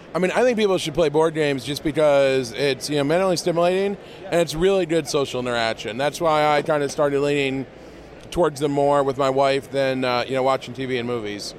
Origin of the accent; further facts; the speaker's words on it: Northwest Ohio, United States; I'm from Northwest Ohio.